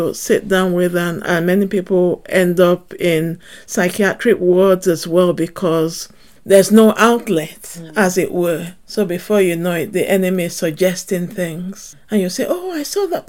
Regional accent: Nigeria; now in Manchester, United Kingdom; Growing up in Nigeria

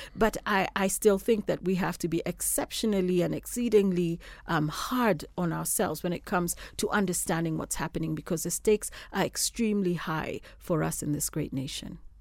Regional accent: Kenya; I'm a Kenyan.

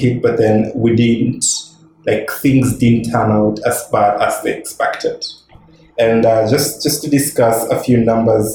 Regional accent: Kenya; I'm a Kenyan man.

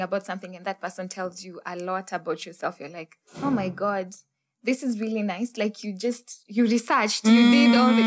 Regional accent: Butere, Kakamega County, Kenya; I am from Butere, Huisero. Kutoka Huisero

